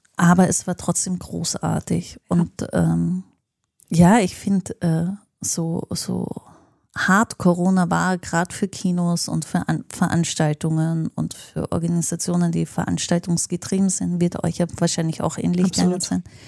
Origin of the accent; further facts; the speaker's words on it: Linz, Upper Austria, Austria; now in Berlin, Germany; in meiner Heimatstadt in Linz